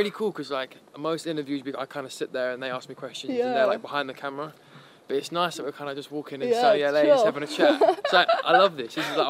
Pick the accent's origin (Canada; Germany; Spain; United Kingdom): United Kingdom; South East England; From Kent, yeah. We all kind of grew up in the area and we haven't kind of like broken out of it.